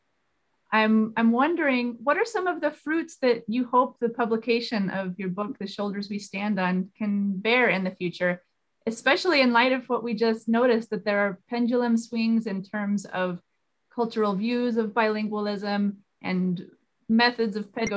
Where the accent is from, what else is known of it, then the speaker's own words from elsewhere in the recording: Raton, New Mexico, United States; I grew up here in New Mexico in small town Raton.